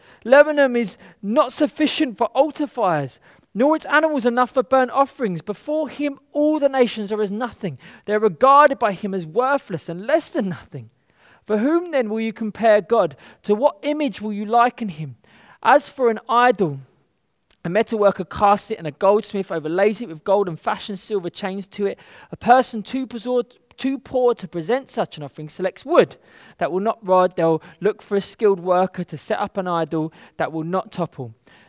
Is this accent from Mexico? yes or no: no; London, United Kingdom; particularly where I'm growing up in the West, in London, being subject to something is seen as a lack of power.